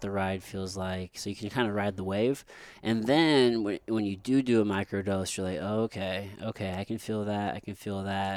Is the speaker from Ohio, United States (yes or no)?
no; Missouri, United States; growing up in Missouri